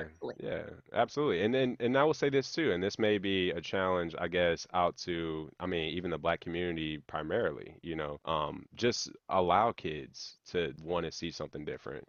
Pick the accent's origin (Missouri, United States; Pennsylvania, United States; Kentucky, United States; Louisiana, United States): Missouri, United States; Hazelwood; growing up in Hazelwood